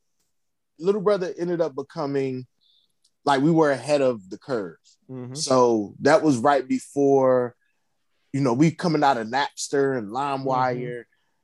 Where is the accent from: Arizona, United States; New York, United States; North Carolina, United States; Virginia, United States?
Virginia, United States; Alexandria; Yeah, I'm from Alexandria.